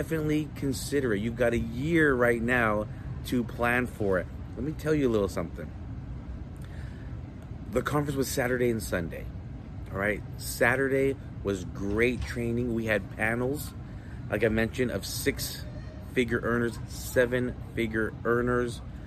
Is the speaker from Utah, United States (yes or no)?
yes; Utah, United States; I'm from Utah